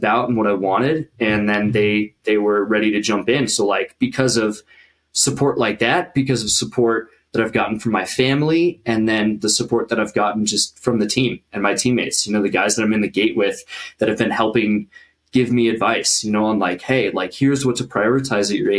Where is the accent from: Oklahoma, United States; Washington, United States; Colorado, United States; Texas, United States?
Colorado, United States; Denver; moved away as an adult; also born or lived in Summit County, Colorado; now in Utah, United States; I've been living in Colorado my whole life. I was born in Denver. I was raised up there